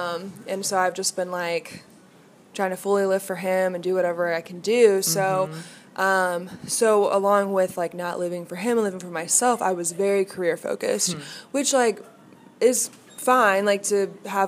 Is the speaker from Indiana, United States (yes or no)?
yes; Indianapolis, Indiana, United States; I'm from Indianapolis